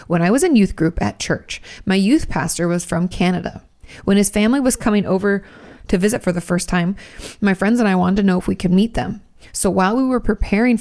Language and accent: English; United States; I'm from America